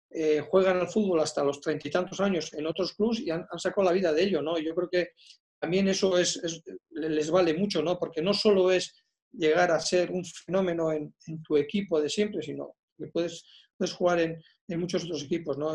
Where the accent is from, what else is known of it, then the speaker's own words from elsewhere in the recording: Basque Country, Spain; jugadores vascos